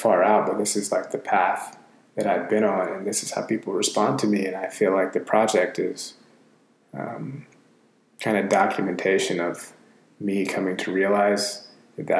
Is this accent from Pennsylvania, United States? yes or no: no; Atlanta, Georgia, United States; I'm from Atlanta